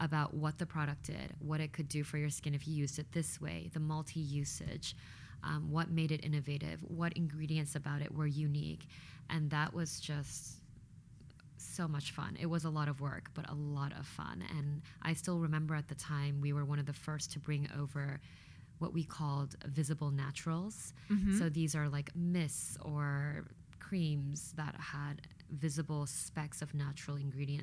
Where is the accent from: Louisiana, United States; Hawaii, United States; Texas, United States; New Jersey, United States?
Louisiana, United States; moved away; also born or lived in Korea; having grown up in Louisiana